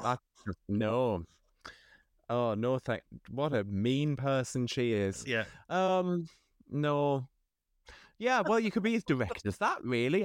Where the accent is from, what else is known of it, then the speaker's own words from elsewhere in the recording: Sunderland, North East England, United Kingdom; I was from Sunderland